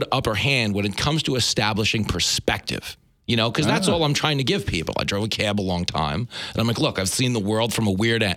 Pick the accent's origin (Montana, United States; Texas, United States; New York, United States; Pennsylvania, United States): New York, United States; Levittown; I grew up in Levittown on Long Island, Levittown, New York